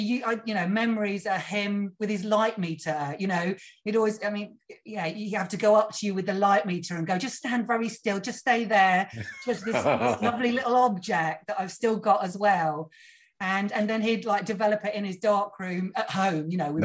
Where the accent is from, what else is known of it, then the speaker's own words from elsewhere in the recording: Cornwall, South West England, United Kingdom; I grew up down in Cornwall